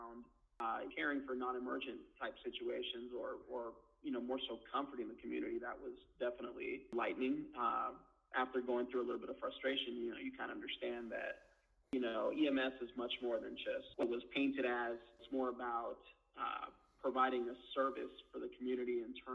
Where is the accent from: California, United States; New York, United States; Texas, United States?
California, United States; Northern LA County; also born or lived in East Los Angeles, California; my parents moved up to Northern LA County when I was a little younger